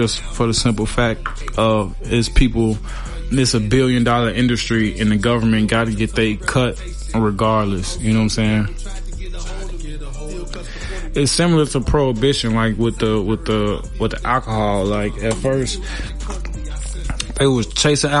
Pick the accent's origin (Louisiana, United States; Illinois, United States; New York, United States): Illinois, United States; Chicago; I'm from Chicago